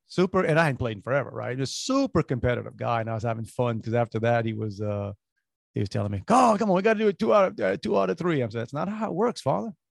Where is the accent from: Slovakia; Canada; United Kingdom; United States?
United States; New Orleans, Louisiana; moved away; We grew up in New Orleans.